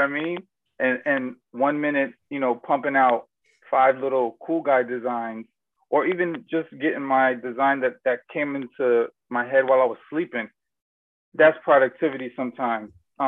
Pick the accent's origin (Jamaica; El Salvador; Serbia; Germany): Germany; born there; Personally, most people don't know I was born in Germany.